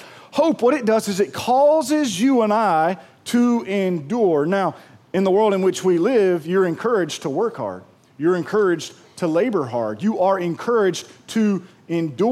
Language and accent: English; Pearl, Mississippi, United States; I'm from Pearl